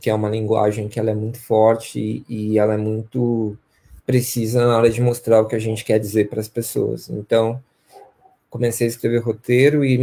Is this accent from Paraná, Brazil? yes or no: no; Campinas, São Paulo, Brazil; eu sou natural de Campinas, né? Cresci aqui num bairro chamado Vila Bela, Vila Castelo Branco, os bairros mais tradicionais da periferia de Campinas, né?